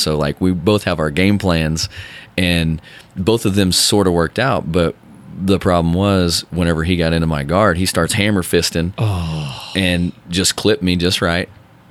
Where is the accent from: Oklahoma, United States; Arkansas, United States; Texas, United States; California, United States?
Oklahoma, United States; Bixby; I mean, I grew up in Bixby, and it was rural.